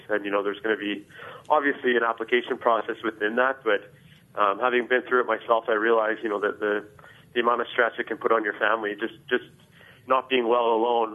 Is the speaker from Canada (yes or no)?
yes; Canada; moved away; being Canadian back home, that's what we do. We play hockey